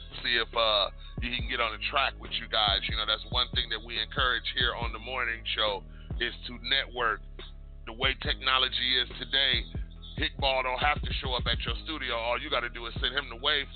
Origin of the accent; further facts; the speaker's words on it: Detroit, Michigan, United States; I was born and raised in Detroit